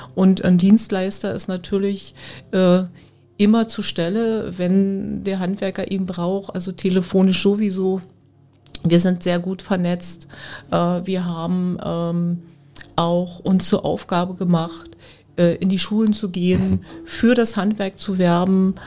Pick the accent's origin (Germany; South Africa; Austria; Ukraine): Germany; village near Spremberg, Brandenburg; now in Spremberg, Germany; ich bin in, nicht in Spremberg groß geworden, aber in der Umgebung, den Ort äh, da, wo ich eigentlich herkomme, das ist ein kleines Dorf, Reideweise, den gibt es, dieses Dorf gibt es nicht mehr.